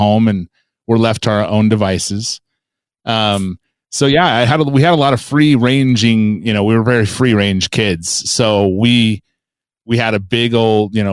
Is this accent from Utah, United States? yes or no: yes; American Fork, Utah, United States; also born or lived in Lehi, Utah / Salt Lake City, Utah; I was born in American Fork, Utah in 1977